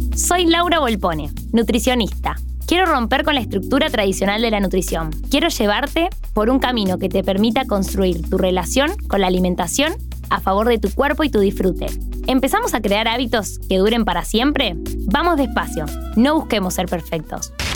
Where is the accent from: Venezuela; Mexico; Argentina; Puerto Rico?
Argentina; Vivo y soy de Argentina.